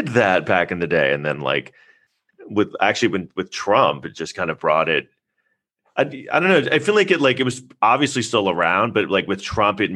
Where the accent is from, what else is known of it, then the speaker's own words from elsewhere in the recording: New York City, New York, United States; I grew up in Manhattan